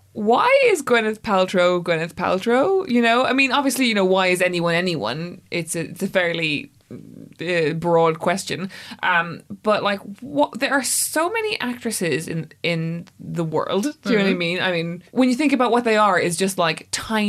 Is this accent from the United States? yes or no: no; Ireland; I'm the Irish person in the room